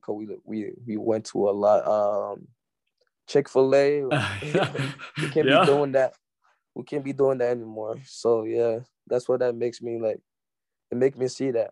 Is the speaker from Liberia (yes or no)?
yes; Liberia; moved away; growing up in Liberia, I would go play with my dad and his friends